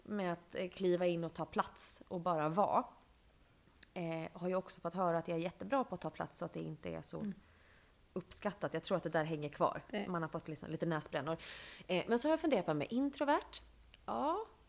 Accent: Bankeryd, Jönköping County, Sweden; moved away as an adult; now in Stockholm, Sweden; när jag var liten och bodde i Bankeryd

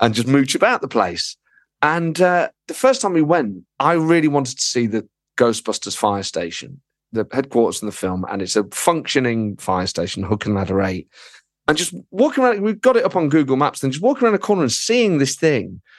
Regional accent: Nottingham, East Midlands, United Kingdom; moved away as an adult; now in London, United Kingdom; I grew up in Nottingham, and then I moved to London about fifteen years ago

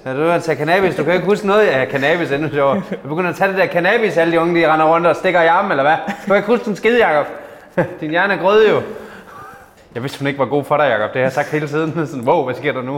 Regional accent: Padborg, Southern Denmark, Denmark; jeg kommer fra Padborg

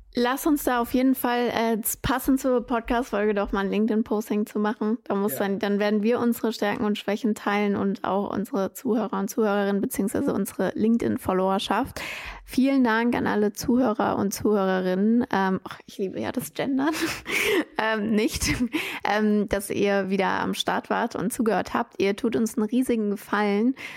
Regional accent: Germany; bei uns in Deutschland

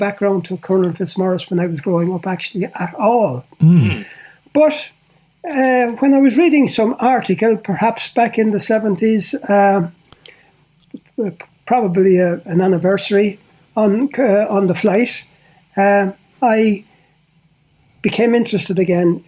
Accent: Portlaoise, Leinster, Ireland; I come from Port Leash. I had worked in many places before that, but coming back to Port Leash

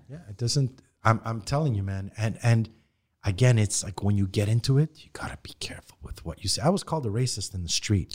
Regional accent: Montreal, Quebec, Canada; we grew up in Parkex. Half my friends were Haitian

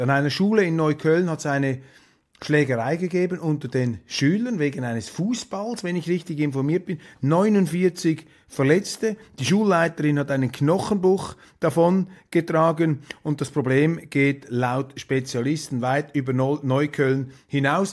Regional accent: Switzerland; Für mich als Schweizer

